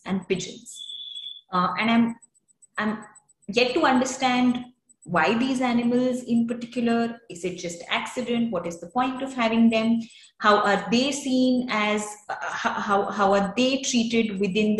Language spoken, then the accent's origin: English; Faridabad, Haryana, India; moved away; also born or lived in Mumbai; I wasn't born there, but I was raised there for most part, enough for me to think that I was born there. It's a town that I've grown up